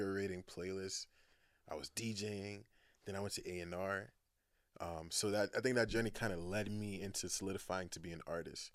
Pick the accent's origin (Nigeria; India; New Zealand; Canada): Nigeria; also born or lived in United Kingdom; now in Boston, United States; I was born in Boston, but then went back to Nigeria.